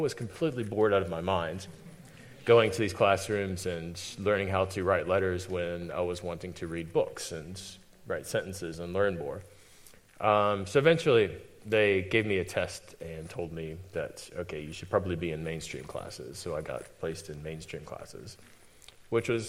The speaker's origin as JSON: {"language": "English", "country": "United States", "moved": "as an adult", "lives_now": "New Zealand", "said": "I'm definitely not from New Zealand. I'm from America, though I've been here for 14 years"}